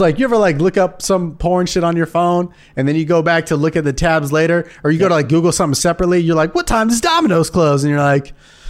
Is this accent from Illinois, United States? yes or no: yes; Illinois, United States; Shout out to Illinois, my hometown state.